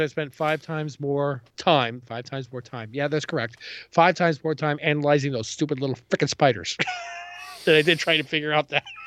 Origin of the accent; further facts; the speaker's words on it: New York City, New York, United States; moved away; I grew up in Ravenswood and hung out in Queensbridge